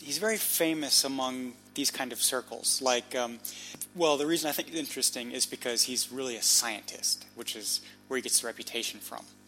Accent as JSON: {"language": "English", "town": "Munich", "region": "Bavaria", "country": "Germany", "tie": "born or raised there", "moved": "yes", "said": "I grew up in Munich"}